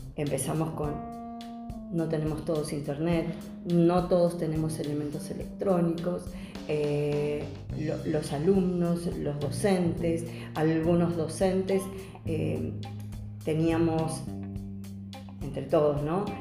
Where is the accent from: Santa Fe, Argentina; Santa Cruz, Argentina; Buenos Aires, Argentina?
Buenos Aires, Argentina; soy del barrio de Caballito